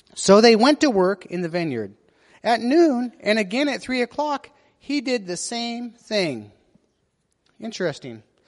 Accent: United States; being an American

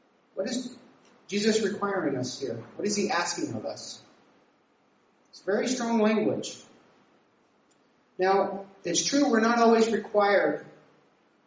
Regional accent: Nevada, United States; moved away as an adult; also born or lived in California; I was from Nevada

